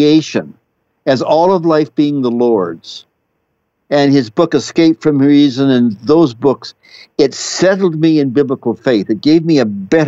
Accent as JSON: {"language": "English", "region": "Saskatchewan", "country": "Canada", "tie": "born or raised there", "said": "My father was a pastor. We were in Western Canada, Saskatchewan, which is just north of North Dakota"}